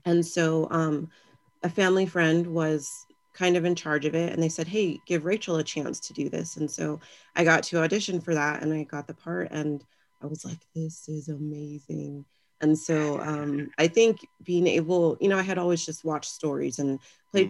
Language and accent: English; Victorville, California, United States; I'm from Southern California. I grew up in Victorville